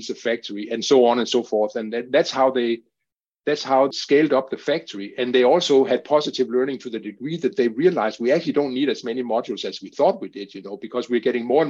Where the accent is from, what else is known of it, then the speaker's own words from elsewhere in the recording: Denmark; Denmark, my home country